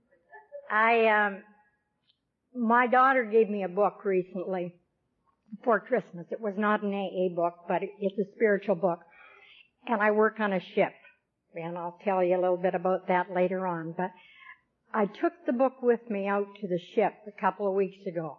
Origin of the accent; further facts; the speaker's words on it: Vancouver, British Columbia, Canada; now in Campbell River, Canada; I'm from Campbell River. I was born in Vancouver, but I moved up to Campbell River about 17 years ago, and that's on Vancouver Island